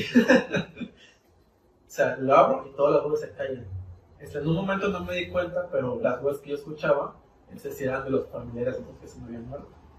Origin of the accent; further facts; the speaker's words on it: Mexico; como buen mexicano